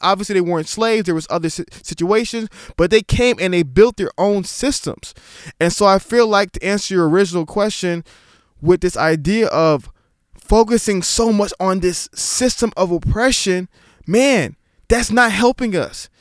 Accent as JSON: {"language": "English", "town": "New York City", "region": "New York", "country": "United States", "tie": "born or raised there", "said": "I was born in Staten Island, New York, but both my parents are Nigerian"}